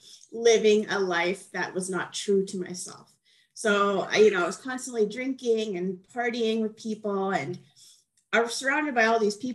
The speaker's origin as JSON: {"language": "English", "town": "Edmonton", "region": "Alberta", "country": "Canada", "tie": "born or raised there", "said": "I moved back to my hometown, which is Edmonton, Alberta"}